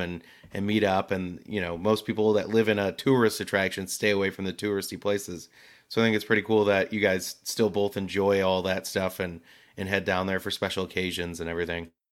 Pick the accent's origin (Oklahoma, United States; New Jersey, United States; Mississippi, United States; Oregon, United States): New Jersey, United States; moved away; growing up in New Jersey, that was like New York City was that thing for us